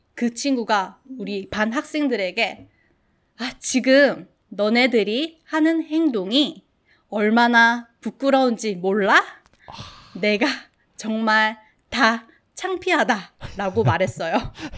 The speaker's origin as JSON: {"language": "Korean", "town": "Gimhae", "region": "South Gyeongsang", "country": "South Korea", "tie": "born or raised there", "said": "김해라는 작은 소 도시에서 자랐습니다."}